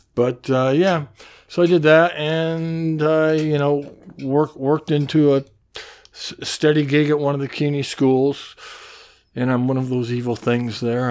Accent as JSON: {"language": "English", "town": "Mason City", "region": "Iowa", "country": "United States", "tie": "born or raised there", "moved": "as an adult", "lives_now": "New York, United States", "said": "I grew up in Mason City, and I was also at the University of Iowa in Iowa City"}